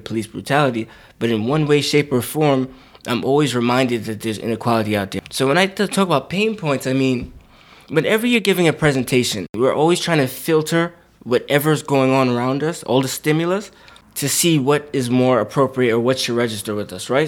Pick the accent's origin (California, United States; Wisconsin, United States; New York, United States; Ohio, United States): New York, United States; New York City; I'm from Brooklyn, New York, born and raised, still live there now.